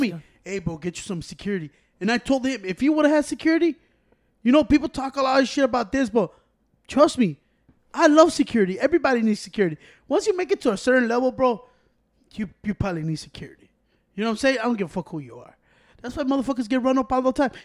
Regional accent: Chicago, Illinois, United States; I'm from Chicago

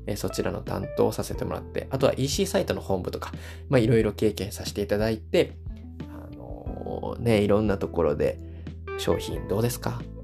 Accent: Osaka, Japan; 私大阪出身なので、今も大阪に住んでい

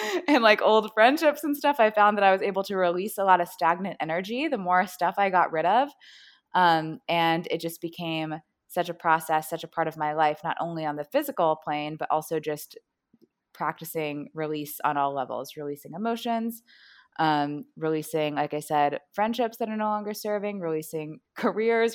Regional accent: Kansas City, United States; also born or lived in New York; I'm from Kansas City, and that's where I currently am.

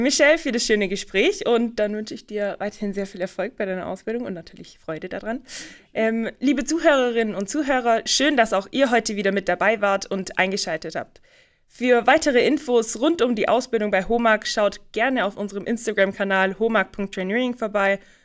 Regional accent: Rottenburg am Neckar, Baden-Württemberg, Germany; Du kommst ja wie ich aus Rottenburg

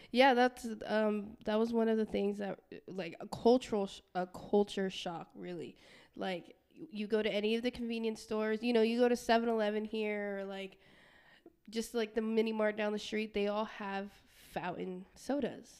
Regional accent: Guam; I'm from Guam, um, and my family's from Palau

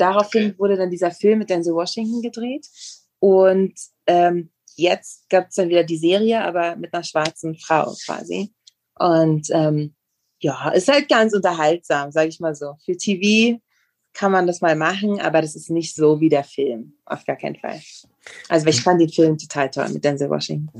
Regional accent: Berlin, Germany; moved away as an adult; now in Mexico; ich bin in Ostberlin aufgewachsen

